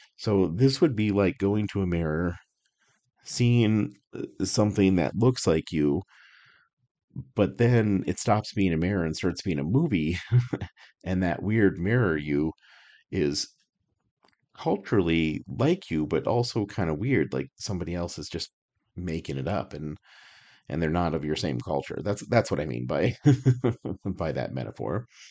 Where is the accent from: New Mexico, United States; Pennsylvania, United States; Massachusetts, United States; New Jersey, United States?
New Mexico, United States; Albuquerque; moved away; I grew up in Albuquerque. I spent thirty-five years of my life in Albuquerque